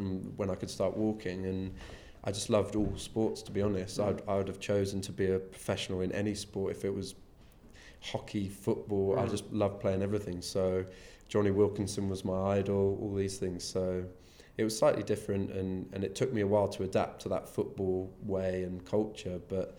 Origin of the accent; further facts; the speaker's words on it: Devon, South West England, United Kingdom; moved away; I'm a farmer from Devon originally